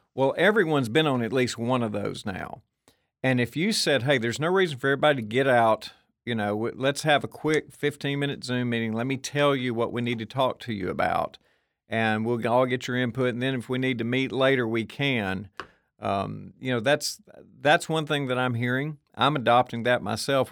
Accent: Murfreesboro, Tennessee, United States; I'm from Murfreesboro, we add a thousand kids to the school system every year

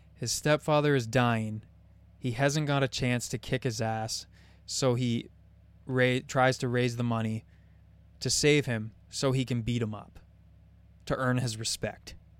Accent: Canada; I'm Canadian.

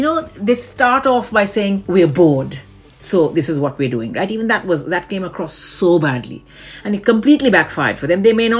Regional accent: India; moved away as an adult; now in London, United Kingdom; I'm Asian, I'm Indian, born and raised in India. We now live here in London.

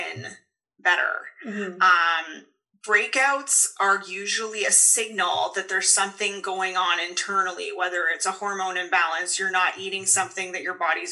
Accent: Paris, Ontario, Canada; I grew up in Paris, Ontario. So always a small town girl.

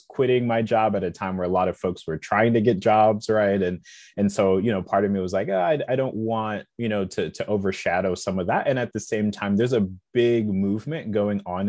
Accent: South Bend, Indiana, United States; I was born and raised in South Bend, Indiana

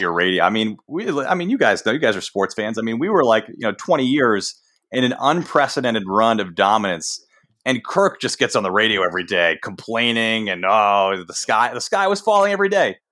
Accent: Boston, Massachusetts, United States; I grew up in Boston, which is like the sports talk radio capital uh, of the country.

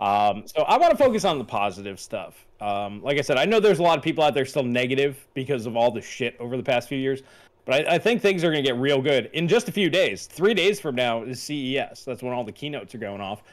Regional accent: Long Island, New York, United States; I grew up on Long Island, you know, surrounded by Italians with good Italian food

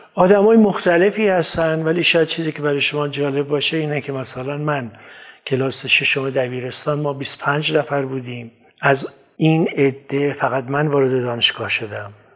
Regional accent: Kermanshah, Kermanshah Province, Iran; من در کرموشا به دنیا اومدم

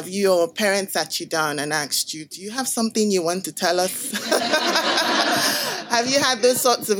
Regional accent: Nigeria; I'm Nigerian

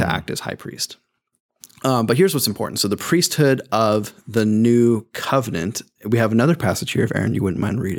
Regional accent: United States; as an American

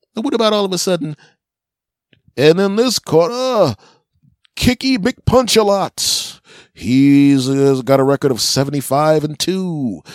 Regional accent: Philadelphia, Pennsylvania, United States; moved away; my hometown of Philly

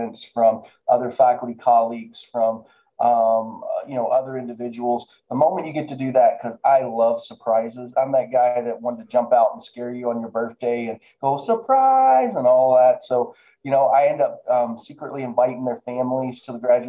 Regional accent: Appalachia, United States; now in Mount Pleasant, Iowa; I am from rural America. I grew up in Appalachia

